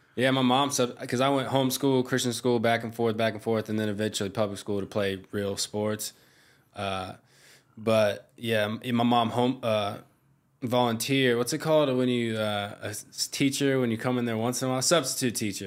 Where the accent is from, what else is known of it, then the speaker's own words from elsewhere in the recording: Myrtle Beach, South Carolina, United States; moved away as an adult; now in Hawaii, United States; I grew up in Myrtle Beach